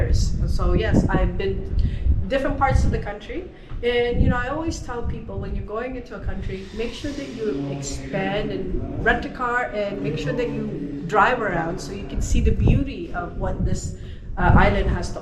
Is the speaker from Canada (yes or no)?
yes; Toronto, Ontario, Canada; moved away as an adult; now in Dominican Republic; I'm from Toronto, Canada.